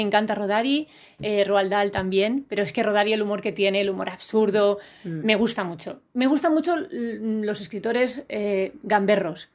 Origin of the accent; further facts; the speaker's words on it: Elda, Valencian Community, Spain; la biblioteca que yo iba de pequeñita en mi pueblo, en Elda, en Alicante